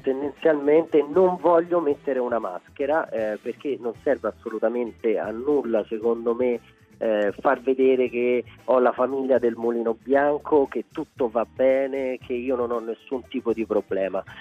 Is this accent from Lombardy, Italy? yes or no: no; Rome, Lazio, Italy; accent: Roman; se parlo romano parlo romano perché sono di Roma